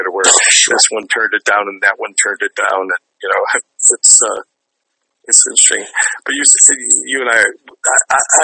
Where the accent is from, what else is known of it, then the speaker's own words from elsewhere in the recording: Cleveland, Ohio, United States; When I was growing up in Cleveland, one of my best friends from third grade on was Mark O'Donnell